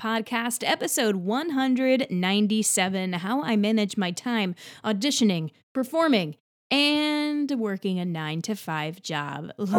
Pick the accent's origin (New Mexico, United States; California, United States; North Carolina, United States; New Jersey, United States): New Jersey, United States; now in New York City, United States; I'm from Central New Jersey, and I have been performing professionally, actually, for quite some time.